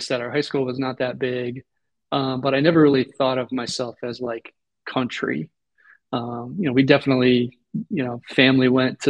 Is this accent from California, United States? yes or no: no; outside Cleveland, Ohio, United States; I grew up probably a little bit more than 30 minutes outside of Cleveland